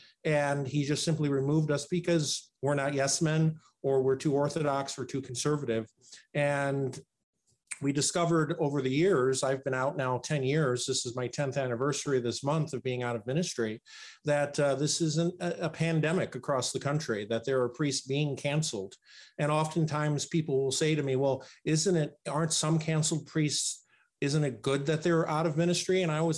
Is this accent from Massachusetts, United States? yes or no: no; Chicago, Illinois, United States; also born or lived in Rockford, Illinois; I'm a priest of the Diocese of Rockford. I'm originally from Chicago, Illinois.